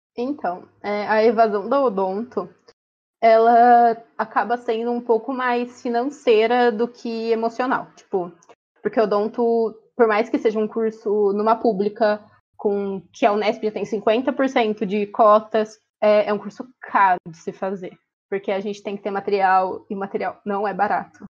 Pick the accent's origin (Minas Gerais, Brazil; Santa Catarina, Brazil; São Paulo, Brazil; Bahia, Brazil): São Paulo, Brazil; Ourinhos; moved away as an adult; now in Araraquara, Brazil; eu sou de Ourinhos, que é uma cidade na divisa com o Paraná.